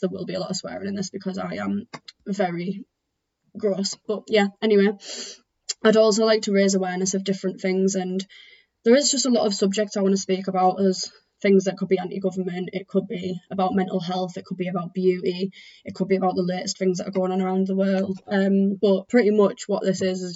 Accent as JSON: {"language": "English", "area": "Teesside", "region": "North East England", "country": "United Kingdom", "said": "I am from Teesside."}